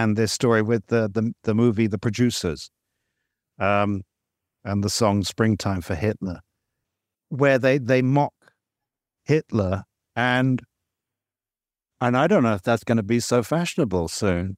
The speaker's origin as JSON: {"language": "English", "region": "England", "country": "United Kingdom", "tie": "born or raised there", "moved": "yes", "lives_now": "Malaysia", "said": "I grew up in England and I, and I came back here to Malaysia"}